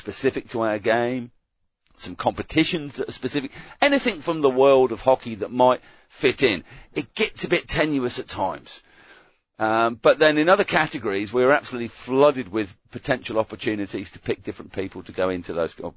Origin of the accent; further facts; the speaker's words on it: England, United Kingdom; growing up in England